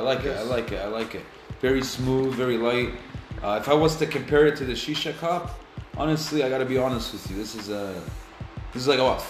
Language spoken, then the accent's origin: English; Alberta, Canada; I'm from Alberta